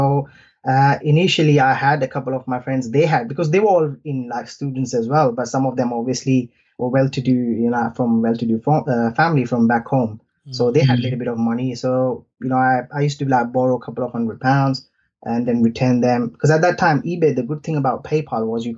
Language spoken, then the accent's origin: English; India; moved away as an adult; now in United Kingdom; So I'm from I'm from India originally. I came to UK as an international student.